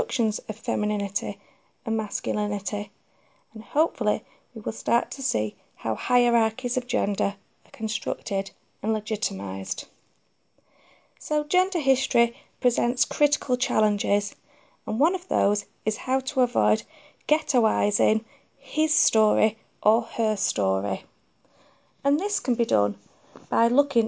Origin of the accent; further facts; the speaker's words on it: Manchester, North West England, United Kingdom; I am a proud Mancunian